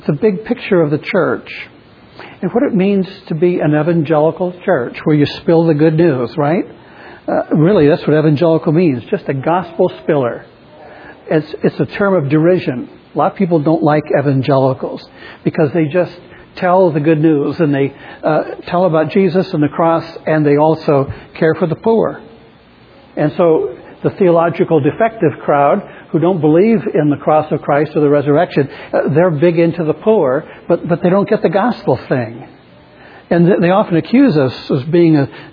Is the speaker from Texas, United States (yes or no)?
no; New Hampshire, United States; also born or lived in Chicago, Illinois / Nashua, New Hampshire / Maine; now in Chicago area, United States; I'm from New Hampshire